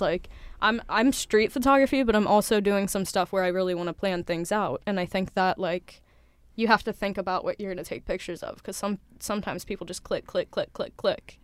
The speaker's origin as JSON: {"language": "English", "town": "Cincinnati", "region": "Ohio", "country": "United States", "moved": "yes", "said": "I'm from Cincinnati, Ohio."}